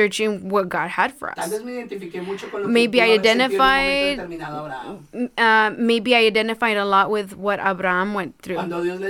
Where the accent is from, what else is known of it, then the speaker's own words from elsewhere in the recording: El Paso, Texas, United States; moved away as an adult; now in Omaha, United States; I come from a desert city